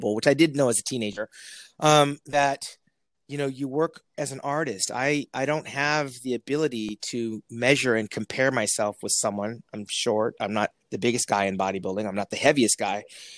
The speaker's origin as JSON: {"language": "English", "town": "Placentia", "region": "California", "country": "United States", "tie": "born or raised there", "lives_now": "South Orange County, United States", "said": "I'm born and bred in Placentia, California, which is where I met Jeff. I was born in the house that I grew up"}